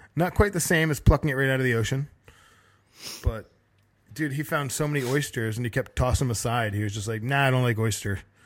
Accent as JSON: {"language": "English", "region": "Connecticut", "country": "United States", "tie": "born or raised there", "said": "I always found razor clam shells growing up in Connecticut on the coast"}